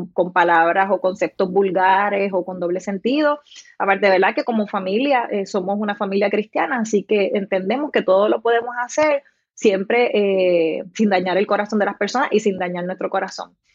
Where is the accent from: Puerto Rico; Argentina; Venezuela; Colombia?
Puerto Rico; Salinas; also born or lived in Guayama, Puerto Rico; now in Juncos, Puerto Rico; yo nací en Guayama, pero eh, crecí toda mi infancia en el pueblo de Salinas, así que soy